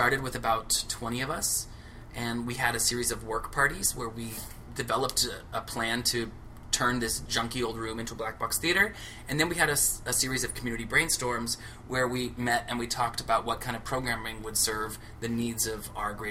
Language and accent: English; Laguna Beach, California, United States; moved away as an adult; also born or lived in Orange County, California / Santa Cruz, California / Riverside, California / Los Angeles, California; now in New York, United States; I am from Laguna Beach, California